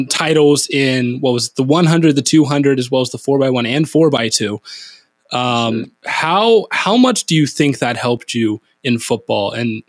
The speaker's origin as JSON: {"language": "English", "region": "Ohio", "country": "United States", "tie": "born or raised there", "said": "I was born in Ohio. I've lived here my entire life"}